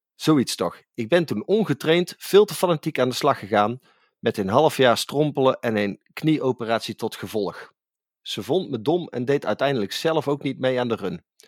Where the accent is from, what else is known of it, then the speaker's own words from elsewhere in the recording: Tilburg, North Brabant, Netherlands; voor ons Tilburgers